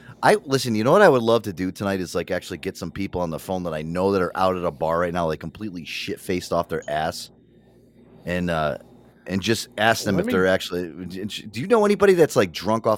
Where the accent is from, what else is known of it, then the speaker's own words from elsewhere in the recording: United States; So we as Americans